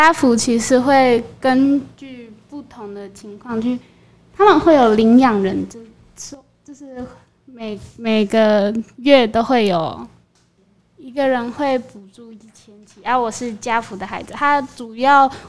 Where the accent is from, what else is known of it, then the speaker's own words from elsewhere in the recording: Zhutian, Pingtung County, Taiwan; 然后我也是来自潮州高中的…，是竹田人。